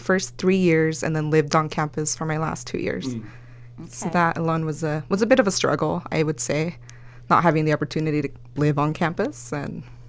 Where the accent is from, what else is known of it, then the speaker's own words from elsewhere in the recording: Los Angeles, California, United States; first language Spanish; English is a second language; also born or lived in El Salvador; I am a Los Angelinos, born and raised in Northeast LA. I went to high school in Eagle Rock High.